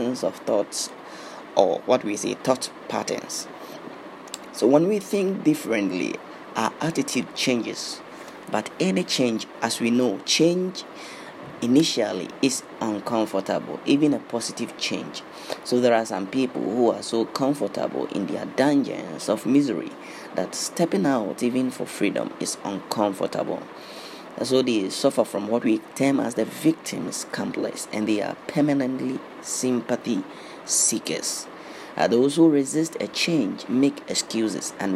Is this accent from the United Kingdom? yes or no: no; Ghana; I was born in Ghana.